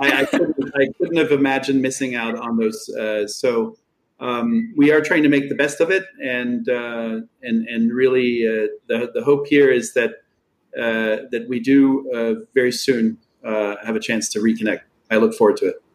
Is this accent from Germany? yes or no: yes; Einbeck, Lower Saxony, Germany; moved away; I worked as a carpenter, was in my hometown of Einbeck